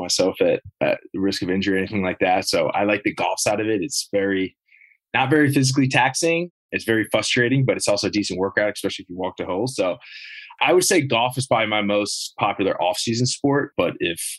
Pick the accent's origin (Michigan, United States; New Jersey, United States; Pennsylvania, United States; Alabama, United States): New Jersey, United States; Long Valley; moved away as an adult; now in Maryland, United States; I grew up in Long Valley, yeah, Morris County